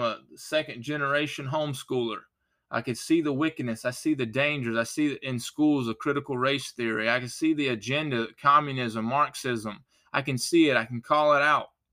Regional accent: United States; I'm an American. I thank God that I was born in America

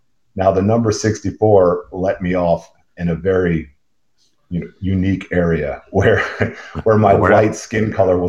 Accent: Baltimore, Maryland, United States; born and raised in South Baltimore, Baltimore, Maryland, right in the city, right? So I wasn't a Towson faggot or anything like that. I was actually in the nitty gritty of Baltimore. I'm a, what they would call a light street dirt ball

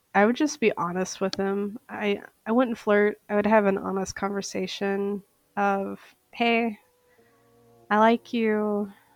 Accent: Saint Paul, Minnesota, United States; I am from St. Paul, Minnesota

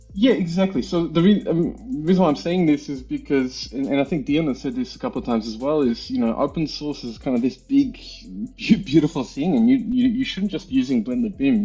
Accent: Melbourne, Victoria, Australia; moved away as an adult; also born or lived in New Zealand / Germany; now in Vienna, Austria; I grew up in Melbourne, in Australia.

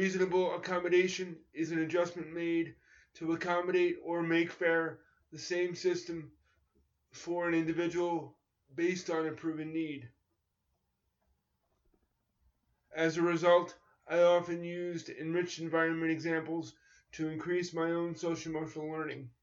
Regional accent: New York, United States; I grew up in New York in competitive schools where I was mainstreamed in the 1970s and 1980s

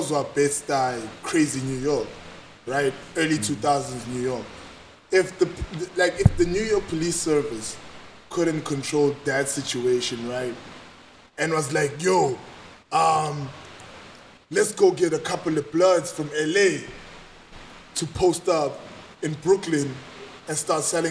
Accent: Durban, KwaZulu-Natal, South Africa; I was born in Sydenham Heights, went to primary school in Spearman, and went to high school in Boyne

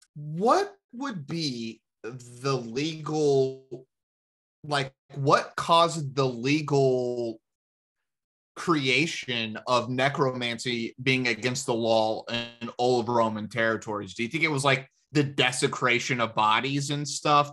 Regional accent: the South, United States; being Americans and growing up in the South

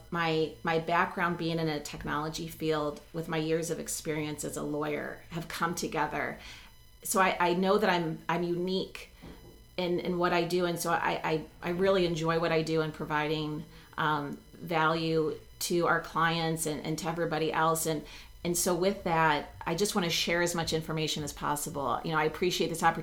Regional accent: Texas, United States; now in Buffalo, United States; I grew up in Texas

